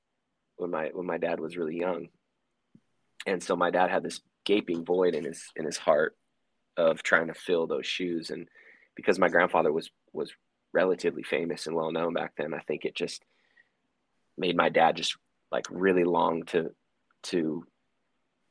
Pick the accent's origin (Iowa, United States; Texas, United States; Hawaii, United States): Hawaii, United States; We're from Hawaii